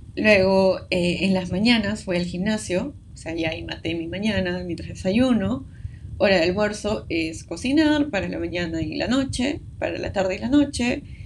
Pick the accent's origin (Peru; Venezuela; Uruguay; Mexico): Peru; somos de Perú